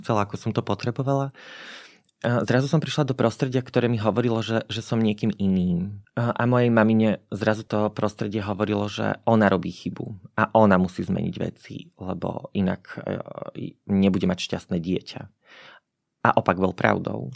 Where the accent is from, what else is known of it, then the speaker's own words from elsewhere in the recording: Spišská Nová Ves, Košice Region, Slovakia; Ja som sa narodila v Spiskej Novej Vsi, kde doteraz žijem